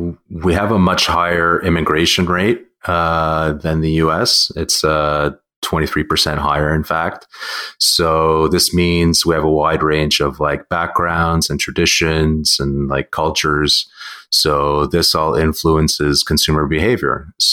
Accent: Russia; now in Canada; like me, I'm Russian, but I'm also Canadian.

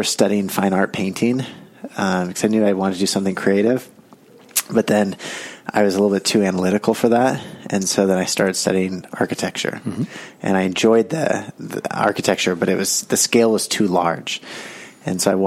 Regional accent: Carmel, California, United States; I grew up in Carmel

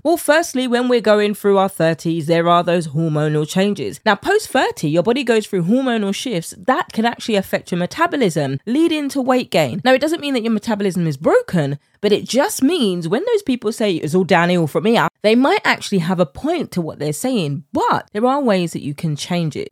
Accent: United Kingdom; accent: British; my British accent

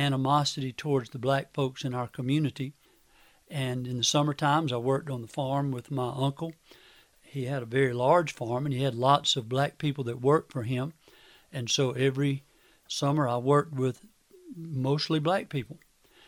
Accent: Manning, South Carolina, United States; I grew up in Clarendon County, a little town of Manning.

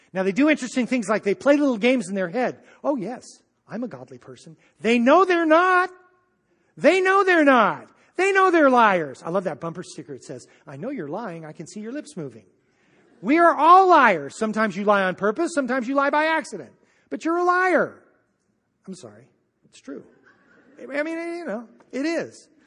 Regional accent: United States; I'm an American

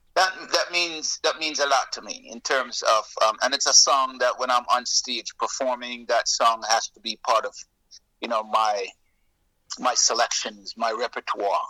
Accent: Jamaica; also born or lived in Toronto, Canada; now in Florida, United States; I'm Jamaican. Um, I am I'm I'm full-blooded Jamaican. Um, but I left I left the island um, in the early '70s and um, moved to Toronto, Canada

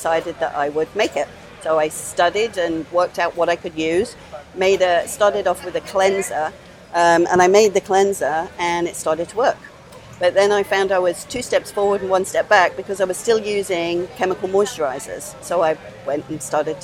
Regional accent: England, United Kingdom; moved away as an adult; also born or lived in Florida; now in Hawaii, United States; I'm originally from England

